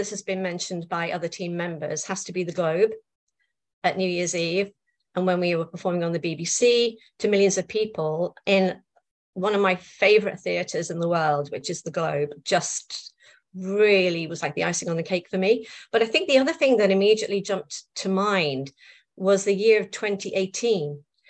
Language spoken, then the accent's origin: English; Liverpool, North West England, United Kingdom; also born or lived in South East London; now in London, United Kingdom; I was born in Liverpool. I now live in Southeast London.